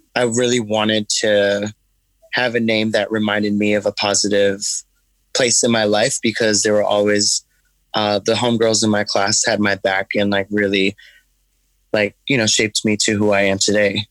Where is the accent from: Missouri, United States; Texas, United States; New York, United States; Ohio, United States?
New York, United States; New York City; I started um, my company in Bed Stuy, which is where I'm from. Like, I grew up in Brooklyn in the 80s and 90s